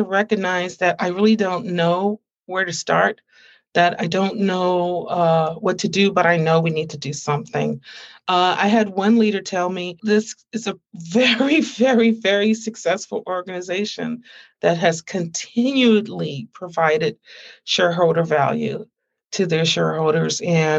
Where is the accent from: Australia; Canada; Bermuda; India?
Canada; I'm from Canada.